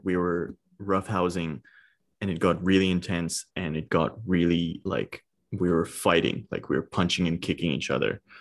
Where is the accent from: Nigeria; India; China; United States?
India; I'm Indian and I was a stoner in India, bro.